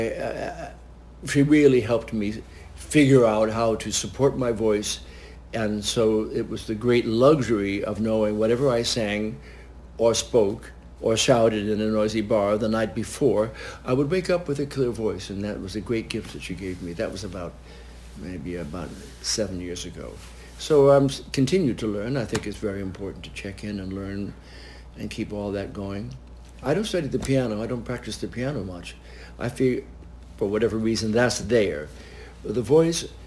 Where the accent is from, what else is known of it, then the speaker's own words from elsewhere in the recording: Westchester County, New York, United States; also born or lived in Washington, D.C.; now in New York, United States; I was born in Westchester County, so I would go in and I knew New York.